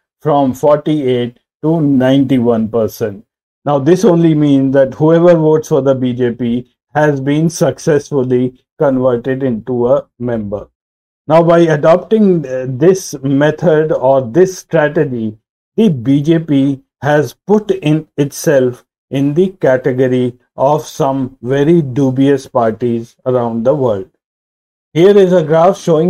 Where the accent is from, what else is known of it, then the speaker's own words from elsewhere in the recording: India; As an Indian, I am proud